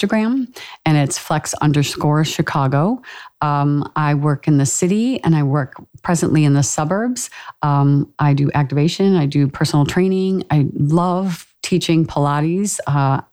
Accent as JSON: {"language": "English", "country": "Ireland", "said": "us Irish people"}